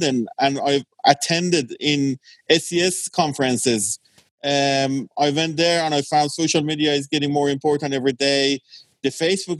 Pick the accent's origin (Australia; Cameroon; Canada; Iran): Iran; born or raised there; also born or lived in England